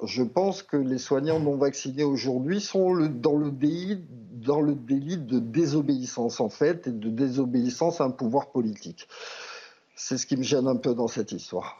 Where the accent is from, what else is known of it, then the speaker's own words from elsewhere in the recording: France; moved away as an adult; also born or lived in Italy; c'est mon pays, j'y ai travaillé pendant 25 ans, je suis... Euh, je suis français